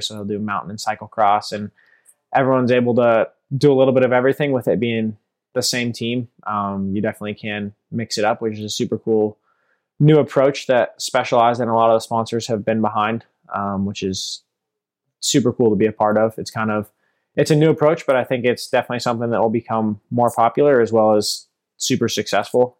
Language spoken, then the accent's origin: English; Sebastopol, California, United States; also born or lived in Europe; I'm from Sebastopol, California, grown and raised here, been local my whole